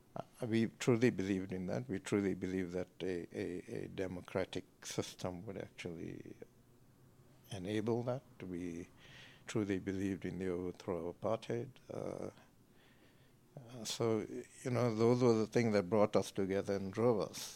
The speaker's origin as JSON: {"language": "English", "town": "Johannesburg", "region": "Gauteng", "country": "South Africa", "tie": "born or raised there", "said": "born and bred Joburg."}